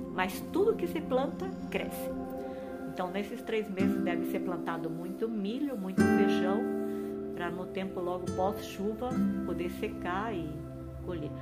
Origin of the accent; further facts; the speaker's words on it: Paraná, Brazil; moved away as an adult; also born or lived in Santa Catarina / Rio Grande do Norte / Bolivia / Mozambique; sou paranaense